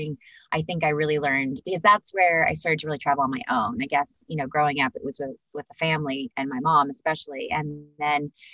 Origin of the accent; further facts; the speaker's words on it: Northern California, United States; I grew up in Northern California